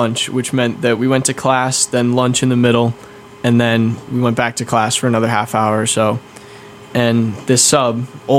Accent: Grafton, Massachusetts, United States; I'm from Grafton, just south of Worcester.

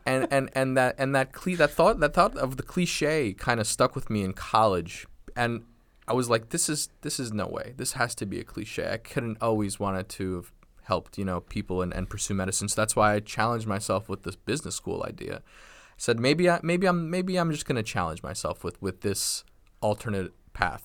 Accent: Nassau County, Long Island, New York, United States; also born or lived in Brooklyn, New York; moved out to Long Island, grew up in Nassau

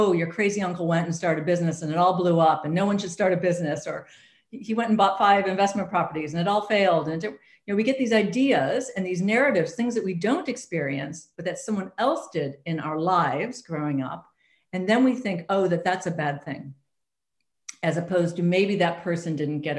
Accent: United States; I'm an American, I grew up in the US

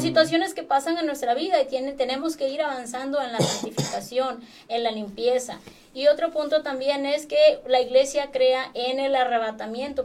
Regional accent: Acapulco, Guerrero, Mexico; yo soy de Acapulco y toda mi vida andaba en las discotecas allá

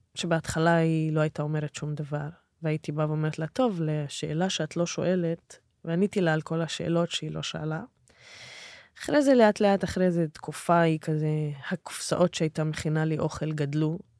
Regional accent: Israel; אני נהייתי מה שנקרא הבת של ערבי ישראלי

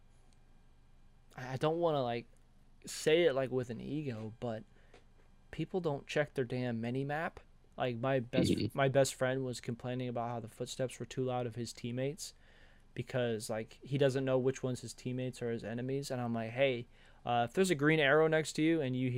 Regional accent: Georgia, United States; I'm from Georgia

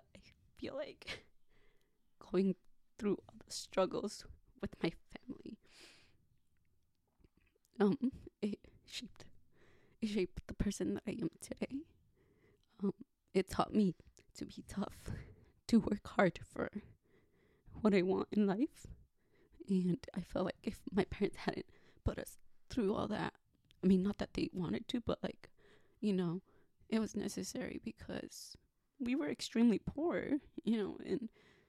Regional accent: United States; also born or lived in Ensenada, Mexico; My parents immigrated to the United States when I was probably like 6 or 7.

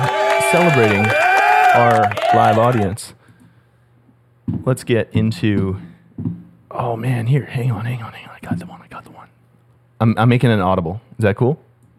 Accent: Calgary, Alberta, Canada; the Calgary, my hometown

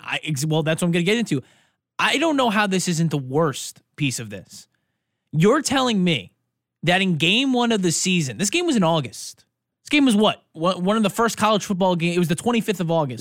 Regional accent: New York, United States; I'm from New York

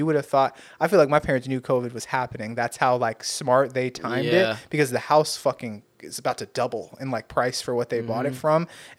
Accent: Torrance, California, United States; Yeah, I moved out because I went from West High School in Torrance. That's where I grew up, is like in the South Bay over there.

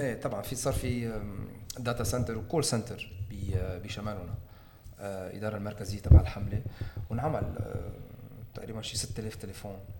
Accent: Lebanon; نحن كلبنانيين

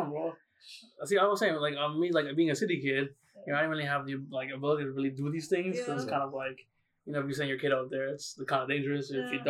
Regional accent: New York City, New York, United States; I'm a city kid, you know, I grew up in Manhattan.

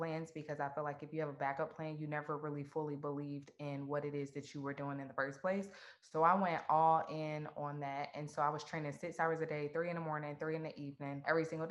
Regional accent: Atlanta, Georgia, United States; I was born and raised in Atlanta, Georgia.

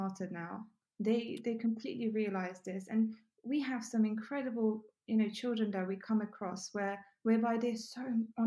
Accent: Ukraine; also born or lived in England; now in United Kingdom; I grew up in Ukraine.

